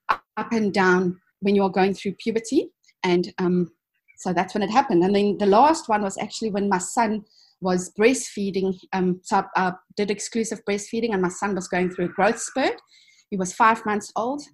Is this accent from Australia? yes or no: no; South Africa; I was born in South Africa in 1979. So I saw the last stages of the apartheid era, but luckily I grew up when it was on its way out already.